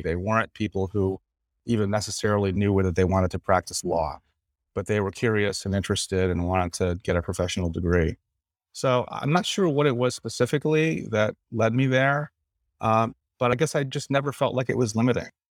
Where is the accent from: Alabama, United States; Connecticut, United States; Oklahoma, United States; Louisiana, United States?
Connecticut, United States; Suffield; moved away as an adult; also born or lived in Washington, D.C.; I'm from Suffield, Connecticut, a small town in northern Connecticut.